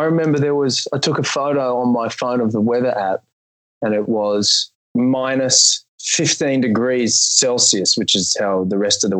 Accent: Australia; I'm Australian, dude. It doesn't get that cold here.

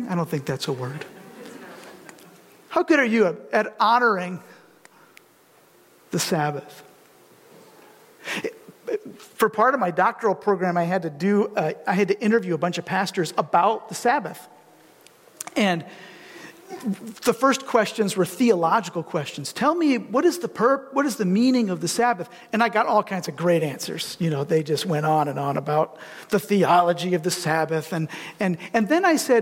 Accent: Detroit, Michigan, United States; now in Grand Rapids, United States; I grew up in the Detroit area, actually between Ann Arbor and this Metro Detroit

